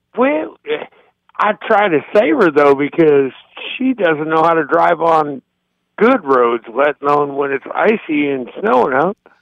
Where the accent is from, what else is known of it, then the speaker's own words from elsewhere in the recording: Minneapolis, Minnesota, United States; also born or lived in Kansas City area; now in Kansas City, United States; I'm from Minneapolis